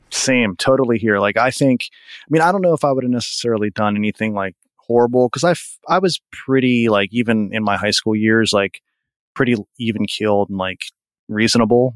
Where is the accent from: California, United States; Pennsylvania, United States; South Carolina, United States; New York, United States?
Pennsylvania, United States; I grew up pretty much 30 minutes from where I live now, which is about 40 minutes from Pittsburgh